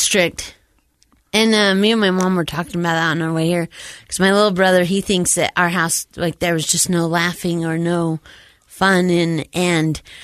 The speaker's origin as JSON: {"language": "English", "region": "Utah", "country": "United States", "tie": "born or raised there", "said": "I was born here in Utah, born and raised here in Utah"}